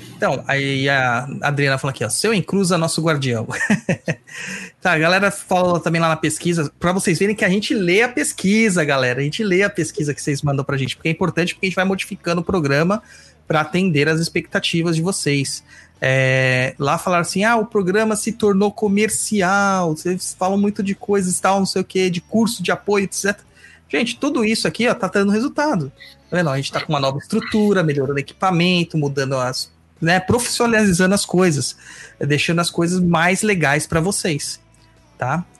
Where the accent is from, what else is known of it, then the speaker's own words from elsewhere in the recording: São Paulo, Brazil; eu e o Luiz somos de São Mateus originalmente, né? Nós nascemos e crescemos